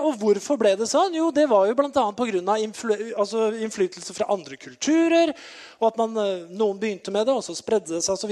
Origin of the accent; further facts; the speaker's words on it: Norway; jeg har vokst opp i Betania, eh, lenger opp i gata her